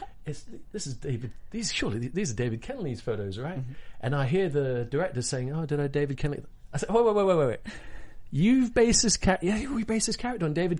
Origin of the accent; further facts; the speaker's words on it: Hong Kong; moved away; I grew up in Hong Kong as a kid, so I speak Cantonese